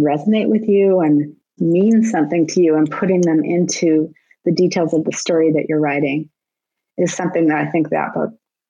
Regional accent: Southern California, United States; I grew up in Southern California

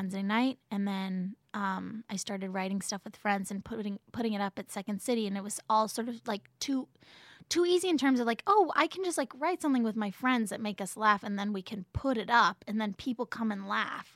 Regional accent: Oakland, California, United States; I was born in Oakland

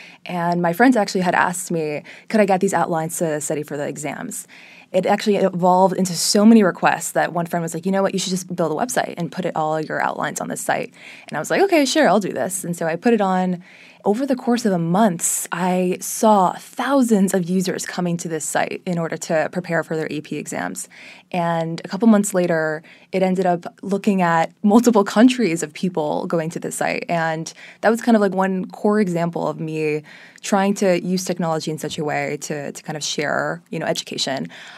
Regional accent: Miami, Florida, United States; So I was actually born and raised in Miami. My mother is Brazilian, my dad's Israeli. They met in Miami almost 30 or so years ago

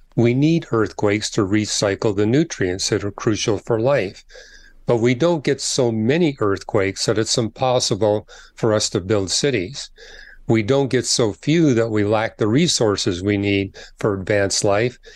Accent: Canada; I'm from Canada

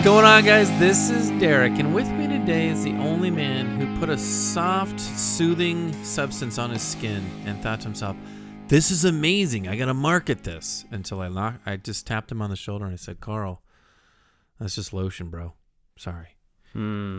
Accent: Scotland, United Kingdom; I am Scottish

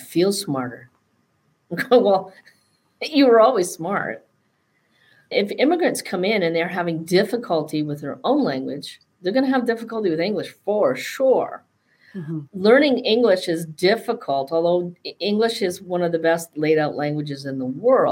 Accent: Northern British Columbia, Canada; the way I was brought up and growing up in Northern British Columbia

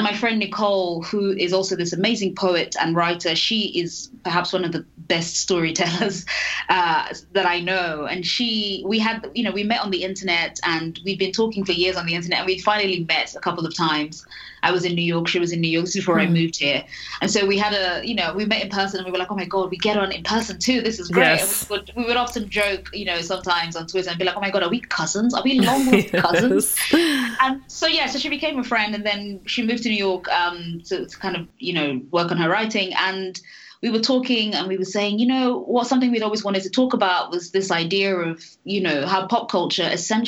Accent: London, United Kingdom; moved away as an adult; also born or lived in Nigeria; now in United States; I'm from London, so I'm British

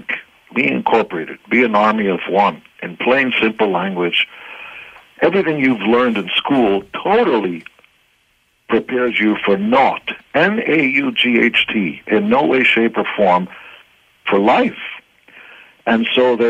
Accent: Israel; English is a second language; moved away; I wasn't born in the States or Canada. I come from Israel, and I had to learn how to speak English. English was my third or fourth language.

